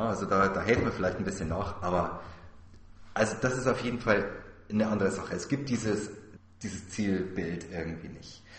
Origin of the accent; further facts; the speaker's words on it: Germany; hier bei uns in Deutschland